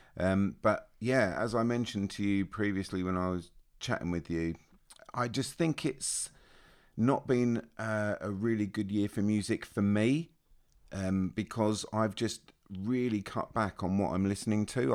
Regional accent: Australia; I'm Australian.

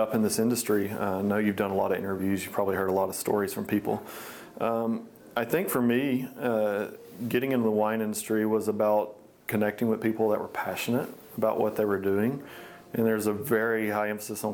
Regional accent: Hartselle, Alabama, United States; moved away as an adult; now in McMinnville, United States; I'm originally from North Alabama. I'm a small town called Hartsel, about 7,000 or 8,000 people at the time. Grew up there my whole life

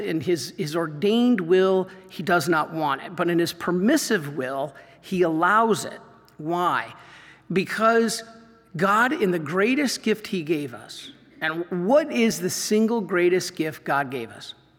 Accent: Michigan, United States; I grew up in Michigan

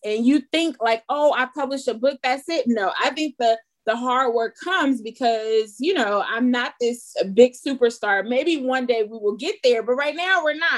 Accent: Los Angeles, California, United States; I'm from Los Angeles

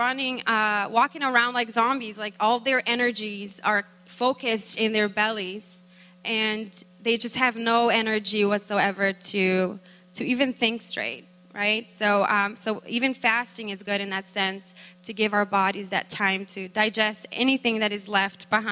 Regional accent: Brazil; moved away; we are from Brazil originally

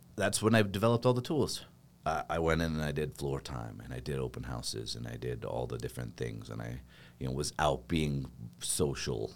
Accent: Boise, Idaho, United States; moved away; I grew up on a farm in a little town, uh, or else in Boise, which honestly, Boise is a little town

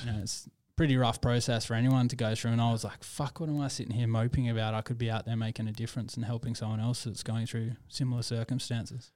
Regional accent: Perth, Western Australia, Australia; I was born and raised in Perth

